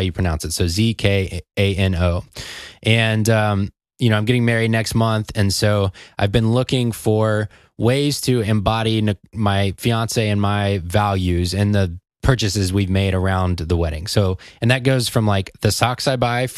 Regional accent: Atlanta, Georgia, United States; I'm from Atlanta

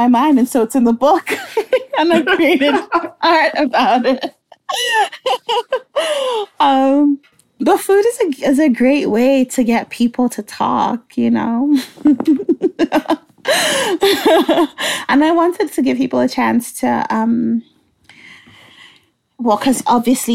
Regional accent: Nigeria; moved away; also born or lived in Halifax; I was born and raised in Nigeria, that's where I'm from

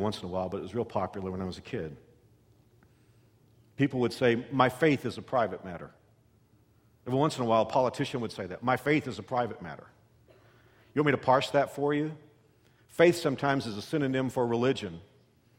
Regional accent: Texas, United States; moved away as an adult; also born or lived in Kansas; as a Texan

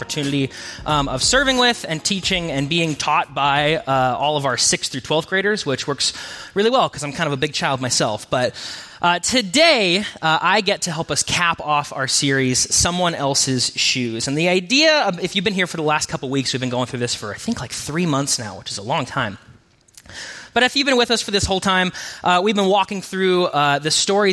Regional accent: Spokane, Washington, United States; moved away; I grew up in Spokane, and my whole family is from Spokane, extended and immediate

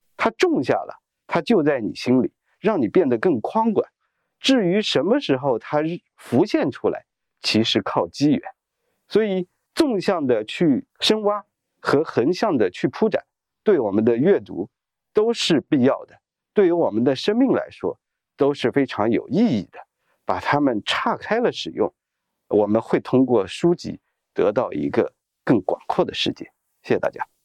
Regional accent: China; 我们中国人

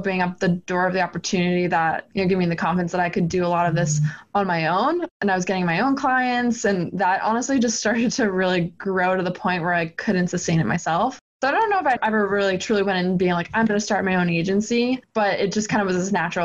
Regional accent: Boston, Massachusetts, United States; also born or lived in New Hampshire; I'm born and raised in Boston

